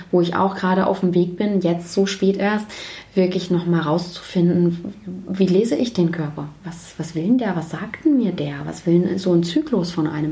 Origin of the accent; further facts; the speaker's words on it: Baden-Württemberg, Germany; now in Leipzig, Germany; Dort, wo ich aber aufgewachsen bin, äh, in, in Baden-Württemberg